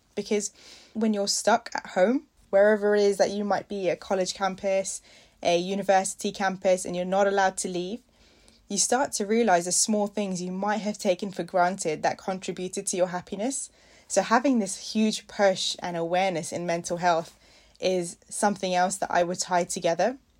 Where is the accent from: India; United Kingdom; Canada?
India; I'm an Indian